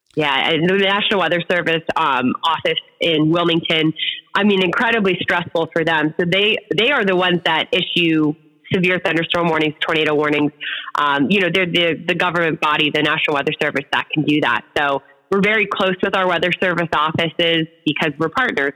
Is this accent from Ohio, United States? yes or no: yes; Cleveland, Ohio, United States; moved away as an adult; now in Miami Valley, Ohio, United States; I grew up in Cleveland